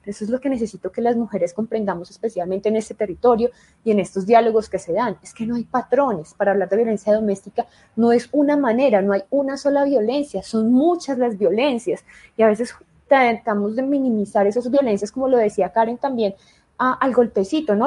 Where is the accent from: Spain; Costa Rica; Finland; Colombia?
Colombia; en mi país, en Colombia